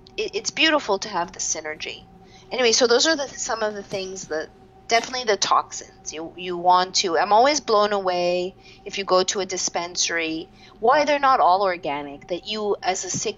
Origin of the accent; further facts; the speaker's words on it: Montreal, Quebec, Canada; I'm from Montreal, Canada, I'm 45